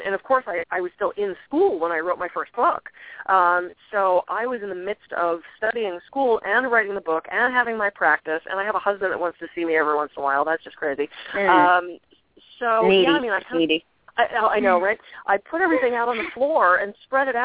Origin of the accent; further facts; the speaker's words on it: East Coast, United States; moved away; I'm from the East Coast originally